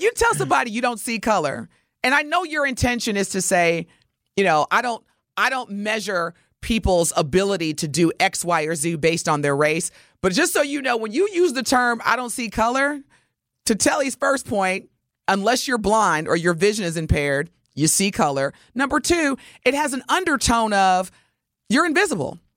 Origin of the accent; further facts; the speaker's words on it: Wisconsin, United States; also born or lived in Indiana; I was originally born in Indiana, but I've spent the majority of my life in Wisconsin